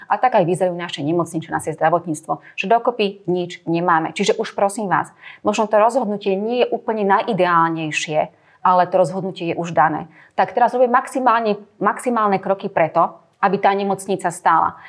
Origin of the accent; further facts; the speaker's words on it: Slovakia; Sme Slováci